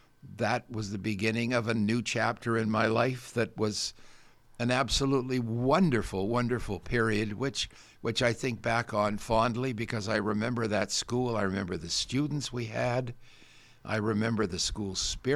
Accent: Guelph, Ontario, Canada; I grew up in Guelph. Yeah. We didn't have a car

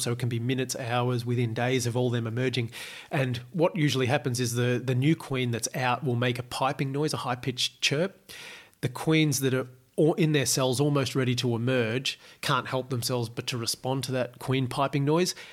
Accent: Australia; growing up in Australia

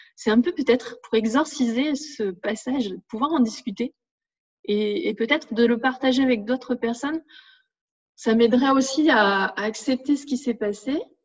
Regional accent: north of France, France; moved away as an adult; now in Narbonne, France; je suis originaire du nord de la France. Et donc, toute ma famille, tous mes amis sont dans le nord

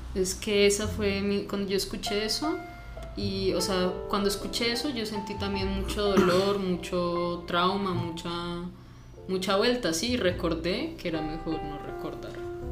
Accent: Cuernavaca, Morelos, Mexico; now in Colombia; yo me crié en Cuernavaca, Morelos

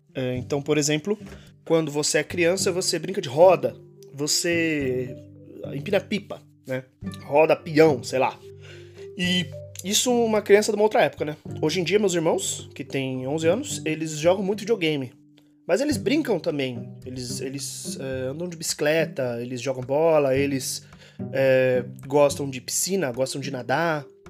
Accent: Brazil; moved away as an adult; faz um mês que eu saí do Brasil

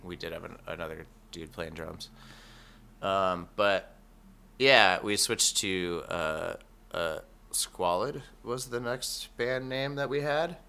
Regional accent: Reno, Nevada, United States; also born or lived in Tennessee; now in Medford, United States; I grew up in Reno.

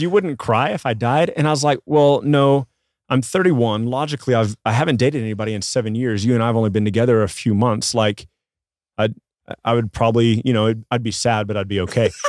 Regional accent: Midland, Texas, United States; I grew up in Midland, Texas

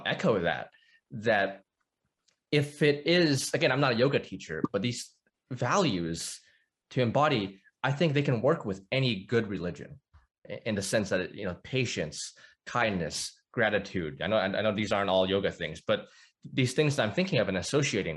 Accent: North Arkansas, United States; So I grew up in the Bible Belt. I'm in Arkansas. North Arkansas, actually.

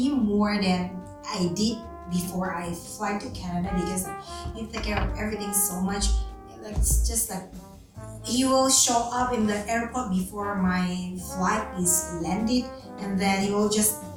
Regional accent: Indonesia; moved away as an adult; also born or lived in Jakarta / Sydney; I am come from Indonesia

